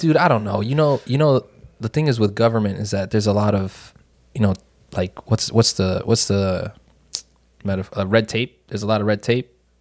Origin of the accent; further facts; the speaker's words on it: Northeastern United States, United States; we're from the Northeastern United States, fairly liberal